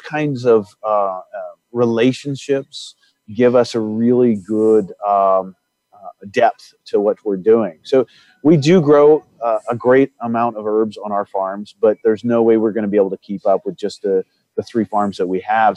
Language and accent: English; Indiana, United States; I come from Indiana, and in Indiana, there's a lot of family farms